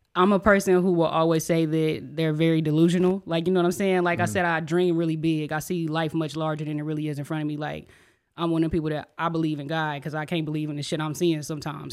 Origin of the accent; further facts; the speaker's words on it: Enid, Oklahoma, United States; moved away as an adult; now in Oklahoma City, United States; I'm an artist from Enid, Oklahoma. Um, born and raised there, high school on